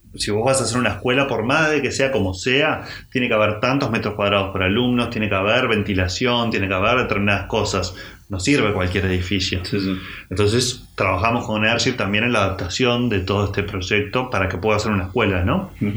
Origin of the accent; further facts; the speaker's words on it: Montevideo, Uruguay; somos unos gurises de Montevideo